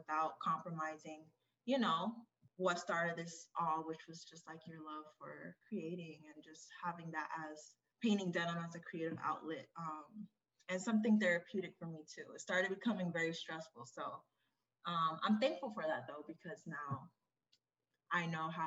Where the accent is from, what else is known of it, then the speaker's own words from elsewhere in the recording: Kissimmee, Florida, United States; now in Washington, D.C., United States; I'm originally from Florida, Kissimmee, Florida, but I reside in DC right now